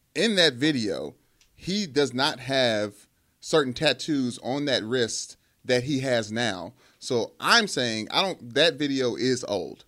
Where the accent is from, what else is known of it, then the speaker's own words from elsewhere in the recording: Louisville, Kentucky, United States; Growing up in Louisville